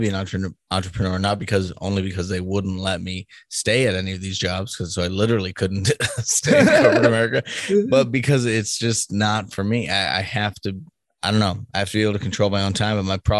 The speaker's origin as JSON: {"language": "English", "region": "East Coast", "country": "United States", "lives_now": "Midwest, United States", "said": "because we're from the East Coast, like New York and Boston, people don't want to be told what to do sometimes because that's definitely part of it. And I'm in the Midwest now"}